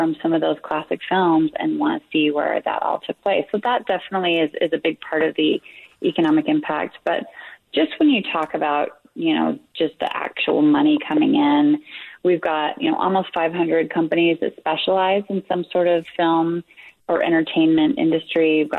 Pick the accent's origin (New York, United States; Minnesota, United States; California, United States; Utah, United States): Utah, United States; I'm from Utah, and I grew up going to Sundance Film Festival